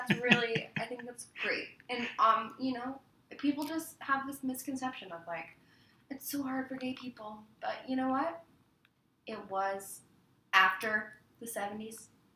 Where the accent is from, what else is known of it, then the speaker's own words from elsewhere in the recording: Kentucky, United States; I'm from Kentucky.